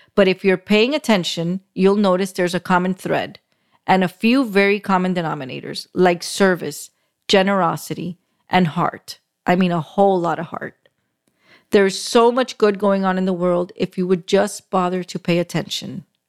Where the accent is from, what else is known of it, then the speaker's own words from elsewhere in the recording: Miami, Florida, United States; I was born and raised in Miami, still live in South Florida